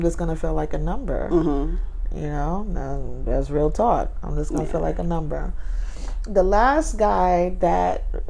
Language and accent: English; New York City, New York, United States; I'm from Brooklyn.